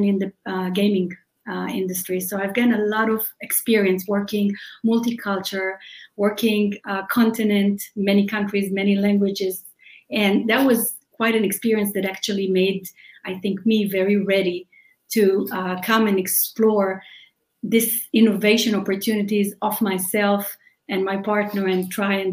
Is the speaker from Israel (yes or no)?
yes; Israel; English is a second language; moved away as an adult; now in United States; we're original from Israel, which you can probably hear from my accent.